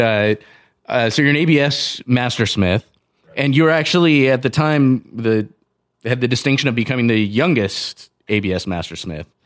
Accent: Southern California, United States; now in Montana, United States; I grew up in Southern California

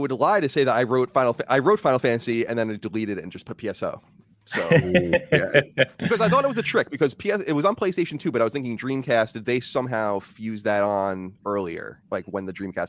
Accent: Long Island, New York, United States; also born or lived in California; now in Central Virginia, United States; I'm born and raised on Long Island. I haven't lived there in a long time, though.

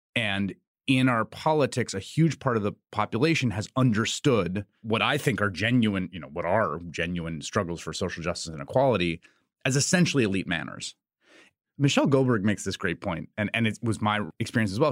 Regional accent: New York City, New York, United States; moved away; also born or lived in Chicago / Washington, D.C.; I grew up in New York City in the peak crime years

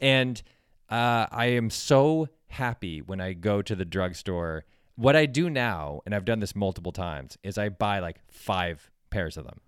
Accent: West Hartford, Connecticut, United States; When I was a kid, there was a C V S in my hometown that was, uh, about five blocks away. for, in West Hartford, Connecticut

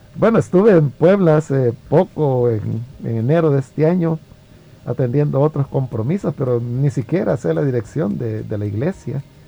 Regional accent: El Salvador; yo amo servir al Señor en mi país

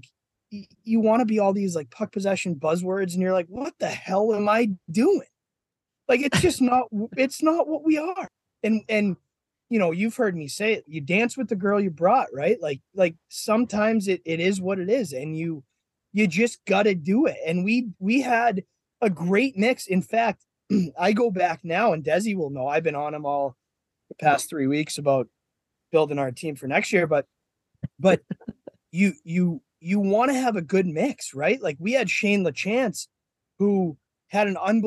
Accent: Boston, Massachusetts, United States; I'm an Irish guy from Boston

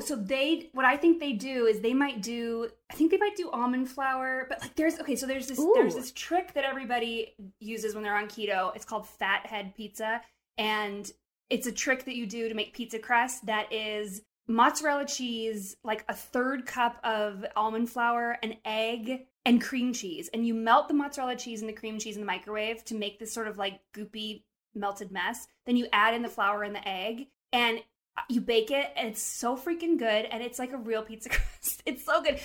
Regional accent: Montana, United States; I'm from Montana

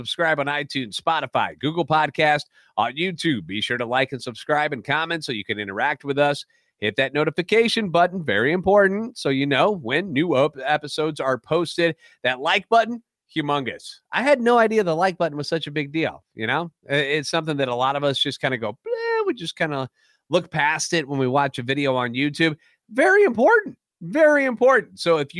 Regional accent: St. Louis, Missouri, United States; I'm a national radio sports anchor, born and raised in the Lou

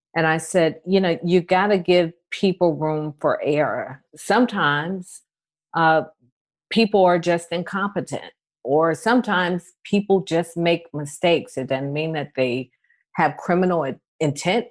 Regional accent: Atlanta, Georgia, United States; growing up in Atlanta

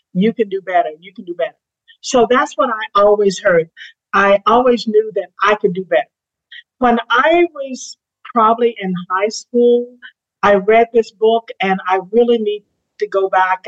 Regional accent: Eutaw, Alabama, United States; I was brought up in Utah, Alabama

